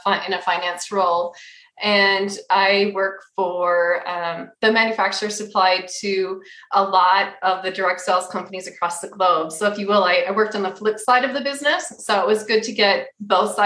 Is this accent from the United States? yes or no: yes; Minnesota, United States; moved away as an adult; now in Utah, United States; I'm originally from Minnesota. I'll always say I'm Minnesota native at heart